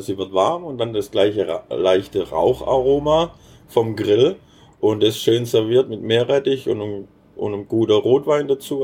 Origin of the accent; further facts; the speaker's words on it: Baden-Württemberg, Germany; als Schwab